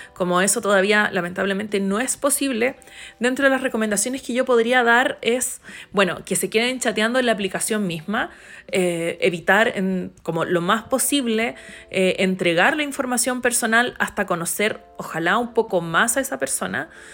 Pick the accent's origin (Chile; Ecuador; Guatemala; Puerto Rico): Chile